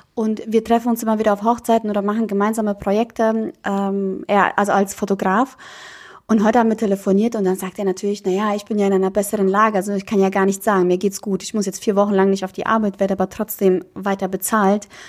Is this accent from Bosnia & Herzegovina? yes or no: yes; Bosnia & Herzegovina; now in Germany; Bei uns in Bosnien